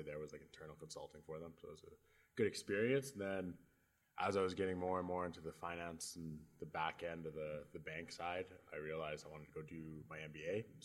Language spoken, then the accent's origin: English; Edmonton, Alberta, Canada; Uh, I was born and raised in Edmonton.